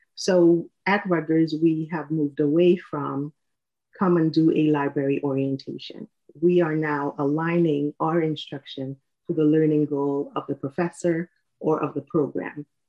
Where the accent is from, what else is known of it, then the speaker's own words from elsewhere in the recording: Trinidad & Tobago; moved away as an adult; now in United States; I am from Trinidad and Tobago. I was born in the Caribbean, and I moved to the U.S. in 1999.